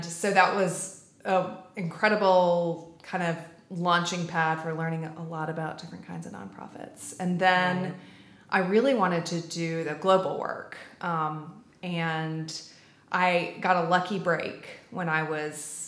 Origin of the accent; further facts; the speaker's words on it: the South, United States; moved away as an adult; also born or lived in Atlanta, Georgia / Charlotte, North Carolina / New York / Washington, D.C.; now in Columbia, United States; we're both from the South. He's from Charleston. I grew up in Atlanta and Charlotte